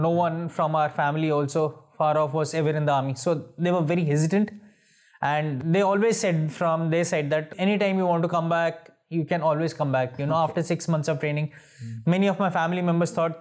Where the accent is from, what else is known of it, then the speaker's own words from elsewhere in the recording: Delhi, India; we are from Uttarakhand, but my father shifted from the village to Delhi once he was a kid. So more or less Delhiite.